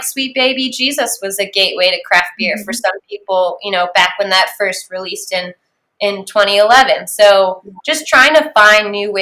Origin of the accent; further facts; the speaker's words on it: Maryland, United States; moved away as an adult; I grew up in Maryland, and so getting to move back to Maryland eventually